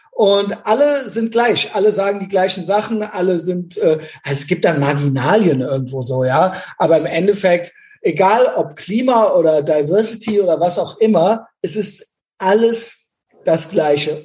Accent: West Germany, Germany; ich bin ja in Westdeutschland groß geworden

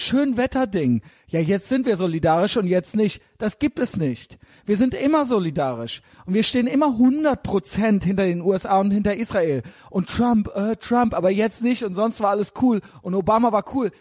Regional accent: Germany; als Deutscher in Deutschland

